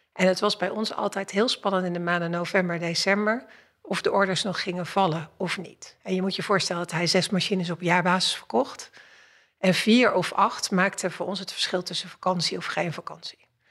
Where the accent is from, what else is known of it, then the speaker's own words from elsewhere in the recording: Kaatsheuvel, North Brabant, Netherlands; Ik ben, ik ben geboren in Kaatsheuvel. Ehm, ik was een van de weinige kinderen die haar schoolzwemmen had in het zwembad van de Efteling